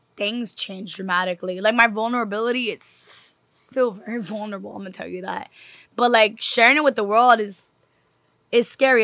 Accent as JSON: {"language": "English", "town": "New York City", "region": "New York", "country": "United States", "said": "I'm from New York. I'm a city girl."}